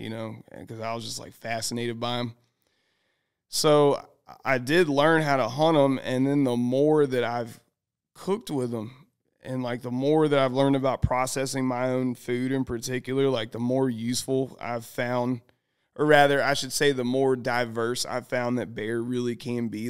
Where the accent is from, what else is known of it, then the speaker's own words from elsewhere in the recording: the South, United States; I'm from the South.